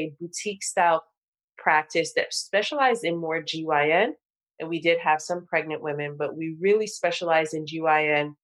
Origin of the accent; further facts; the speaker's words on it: Nigeria; I'm Nigerian